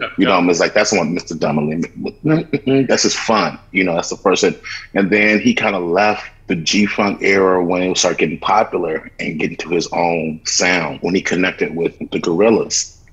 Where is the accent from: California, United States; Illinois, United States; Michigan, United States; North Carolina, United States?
Illinois, United States; Chicago; I'm from Chicago